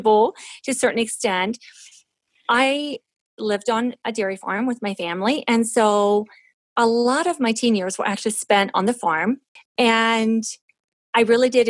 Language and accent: English; Western Maryland, United States; I was born in Western Maryland, and I was child number 6 in a family of 8 children